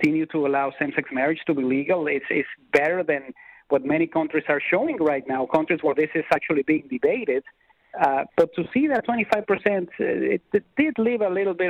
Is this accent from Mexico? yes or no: yes; Mexico; now in Canada; being an immigrant as I am to this country, I am from Mexico originally